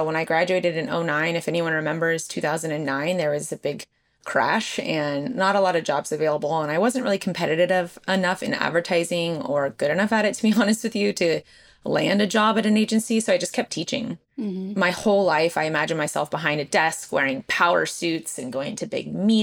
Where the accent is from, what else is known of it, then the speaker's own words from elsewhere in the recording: Southern California, United States; moved away as an adult; I'm from Southern California